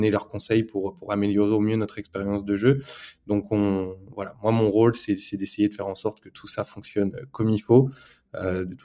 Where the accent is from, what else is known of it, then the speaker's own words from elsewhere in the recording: France; je vais parler en tant que en tant que Français qui monte une boîte crypto en France.